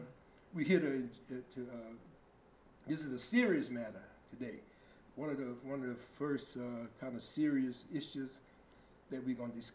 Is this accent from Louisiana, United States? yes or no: yes; Franklin, Louisiana, United States; I'm from the big city of Franklin